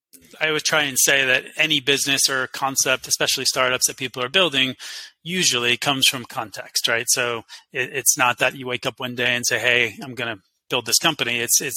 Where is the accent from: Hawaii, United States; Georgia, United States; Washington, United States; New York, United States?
New York, United States; We, as a New Yorker, you know some of the stuff we did.